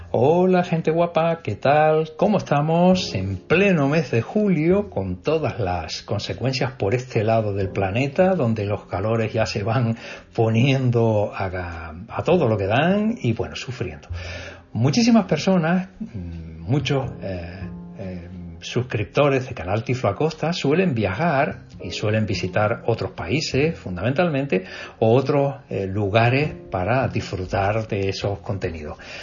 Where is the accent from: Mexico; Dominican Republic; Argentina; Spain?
Spain; Tazacorte, Canary Islands; mi pueblo